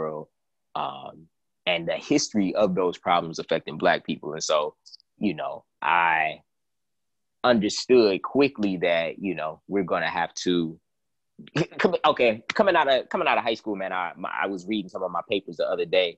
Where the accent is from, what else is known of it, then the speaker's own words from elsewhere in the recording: Cleveland, Ohio, United States; my hometown of Cleveland, Ohio.